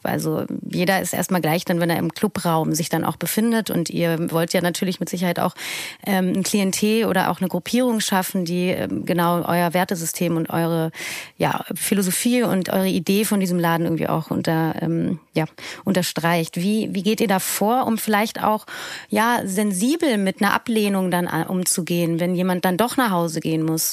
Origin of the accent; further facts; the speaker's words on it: Berlin, Germany; war als Berlinerin